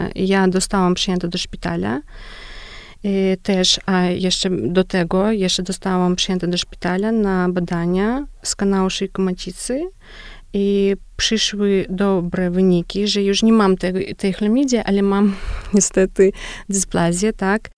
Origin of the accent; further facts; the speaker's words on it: Belarus; Polish is a second language; u nas na Białorusi